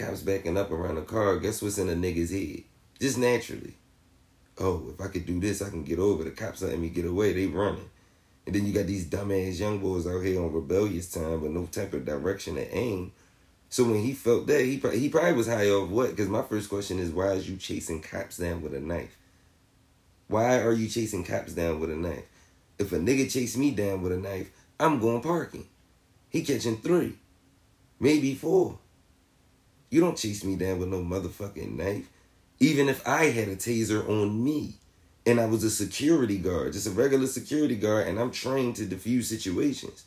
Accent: Philadelphia, Pennsylvania, United States; my hometown in Philly

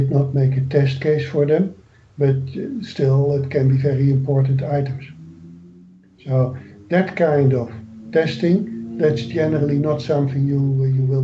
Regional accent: Netherlands; moved away; I am from the Netherlands

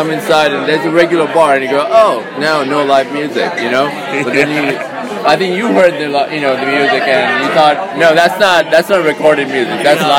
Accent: Sri Lanka; now in San Francisco, United States; So I've lived in San Francisco for about 30 years, but before that I was born in Sri Lanka. So a little bit of both.

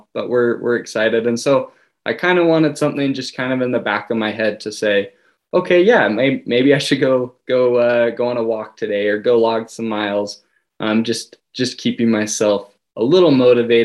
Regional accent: North Ogden, Utah, United States; also born or lived in Malaysia / Singapore; Born and raised a little bit north of Ogden, Utah, up in North Ogden

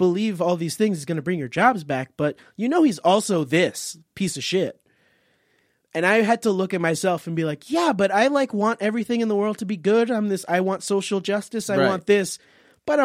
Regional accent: Miami, Florida, United States; now in New York, United States; I grew up in Florida. So, like, I grew up in the jungle. It's crazy down there

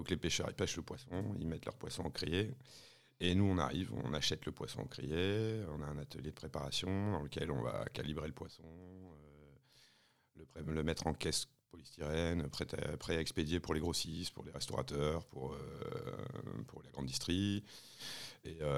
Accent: Le Touquet, Hauts-de-France, France; moi je suis originaire du Touquet. au Touquet, j'ai des parents qui étaient agents mobiliers.

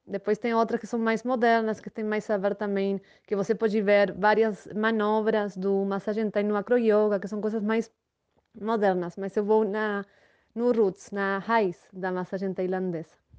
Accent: Buenos Aires, Argentina; Portuguese is a second language; moved away as an adult; now in Vale do Capão, Brazil; sou natural da Argentina, de Buenos Aires. Moro no Brasil faz sete anos

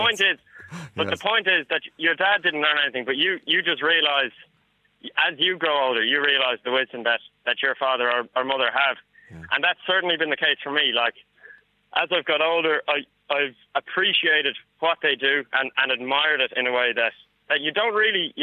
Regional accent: Ireland; I'm Irish

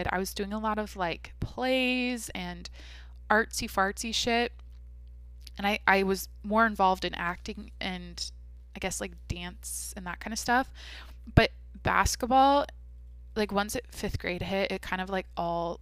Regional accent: Mount Vernon, United States; when I think of Mount Vernon, when I think of my high school, when I think of like my childhood

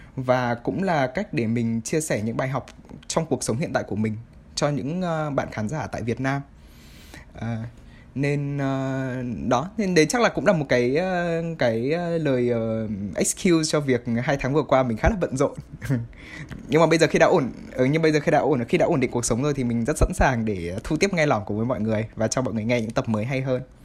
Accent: Vietnam; moved away; quê hương của mình

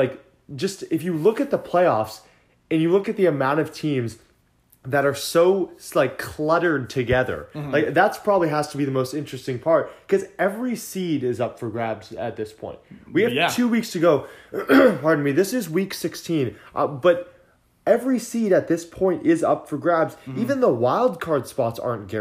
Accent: San Diego, California, United States; moved away; also born or lived in Syracuse, New York; we're from San Diego

